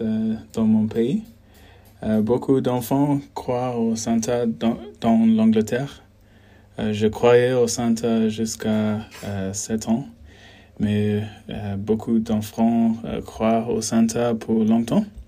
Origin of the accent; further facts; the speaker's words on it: South Africa; French is a second language; je viens d'Afrique du Sud